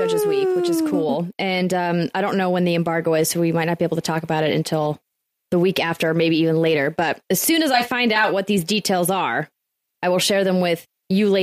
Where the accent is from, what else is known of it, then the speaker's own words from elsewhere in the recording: North Dakota, United States; I'm from North Dakota